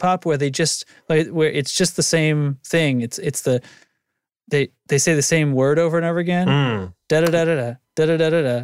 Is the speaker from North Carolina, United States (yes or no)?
no; New Hampshire, United States; moved away; I'm from New Hampshire, but I'm not there